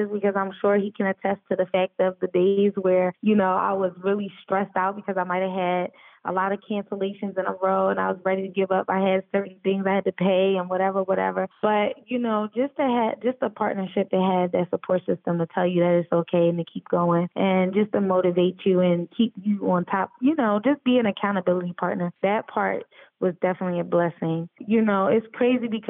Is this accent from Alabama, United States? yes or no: no; Philadelphia, Pennsylvania, United States; now in Atlanta, United States; Philly, my hometown.